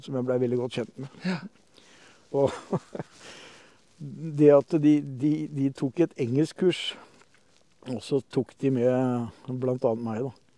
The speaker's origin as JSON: {"language": "Norwegian", "town": "Horten", "region": "Vestfold", "country": "Norway", "tie": "born or raised there", "also_born_or_lived": "Oslo", "moved": "yes", "lives_now": "Skien, Norway", "said": "jeg er født i Horten ja. i 64"}